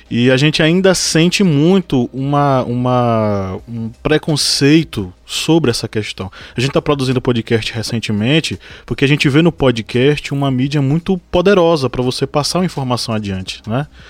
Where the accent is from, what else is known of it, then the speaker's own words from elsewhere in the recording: interior of the Northeast, Northeast Region, Brazil; nós sermos produtores de conteúdo do interior do Nordeste. A gente ainda sofre preconceito em relação a isso, né? O sotaque e tal